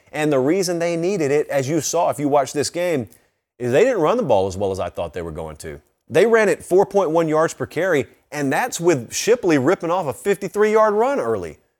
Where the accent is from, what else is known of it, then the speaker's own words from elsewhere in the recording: the South, United States; I grew up in the South